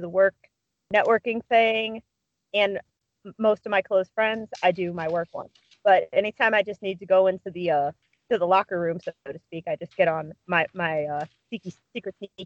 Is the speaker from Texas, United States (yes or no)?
no; Cleveland, Ohio, United States; now in Alliance, United States; I grew up in Cleveland